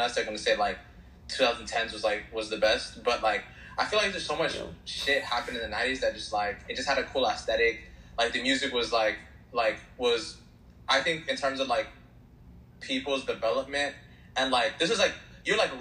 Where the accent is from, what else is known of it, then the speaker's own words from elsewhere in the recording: Chicago, Illinois, United States; I was born in Chicago